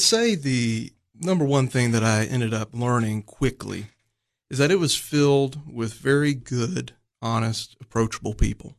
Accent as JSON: {"language": "English", "town": "College Station", "region": "Texas", "country": "United States", "tie": "born or raised there", "said": "that's where my sister and I were born, down there in College Station"}